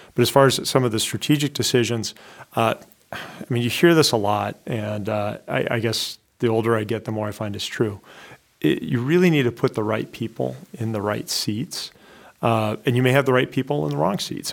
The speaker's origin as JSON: {"language": "English", "region": "Iowa", "country": "United States", "tie": "born or raised there", "also_born_or_lived": "West Coast", "moved": "as an adult", "lives_now": "New Hampshire, United States", "said": "I grew up in Iowa"}